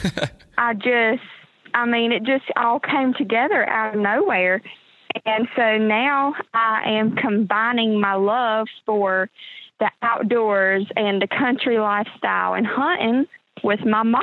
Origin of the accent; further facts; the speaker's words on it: North Carolina, United States; from North Carolina. I've lived here my whole life. Grew up on a farm with my grandparents and my mom.